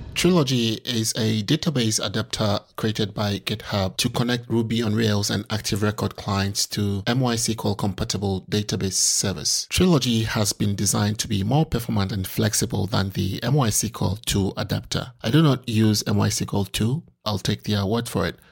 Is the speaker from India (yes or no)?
no; Ghana; I'm from Ghana, uh, it's, it's on the African continent